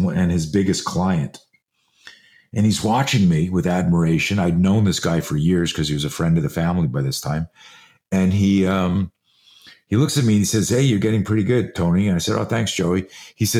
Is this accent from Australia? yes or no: no; Canada; now in United States; I grew up in Canada. I'm a US citizen now. I live in the States, but I grew up in Canada